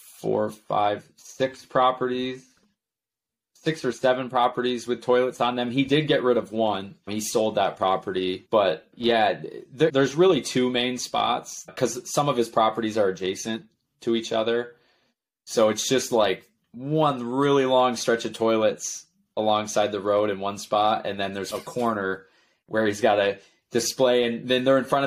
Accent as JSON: {"language": "English", "town": "Potsdam", "region": "New York", "country": "United States", "tie": "born or raised there", "said": "Potsdam, the whole county is like my hometown"}